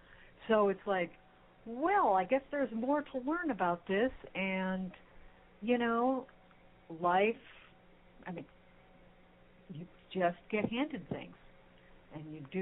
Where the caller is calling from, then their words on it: Texas, United States; You think I'm calling in from Mars, but I'm actually calling in from Texas, which I guess that's sort of like Mars.